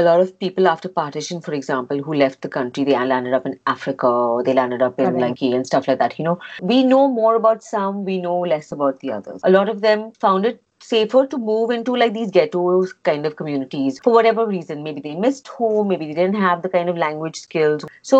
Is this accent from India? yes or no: no; Oman; I don't even think I was very conscious of it because I grew up in Oman.